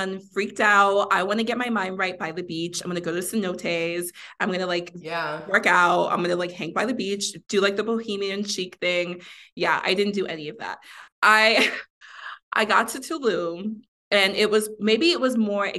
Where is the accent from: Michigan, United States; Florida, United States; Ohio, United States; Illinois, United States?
Florida, United States; Miami; also born or lived in Mexico; I grew up in Miami